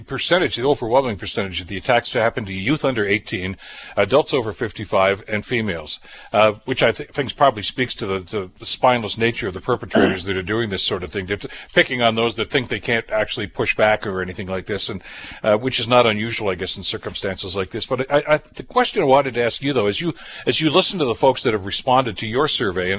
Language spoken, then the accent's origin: English; Toronto, Ontario, Canada; born there; Well, I was born in Toronto.